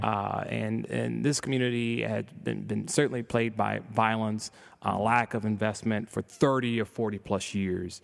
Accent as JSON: {"language": "English", "town": "Chicago", "region": "Illinois", "country": "United States", "tie": "born or raised there", "said": "grew up on the south side of Chicago"}